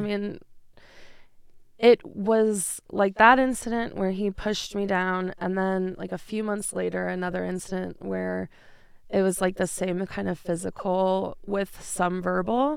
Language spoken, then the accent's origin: English; New York, United States; moved away as an adult; now in Denver, United States; I am from New York. I moved here in twenty fifteen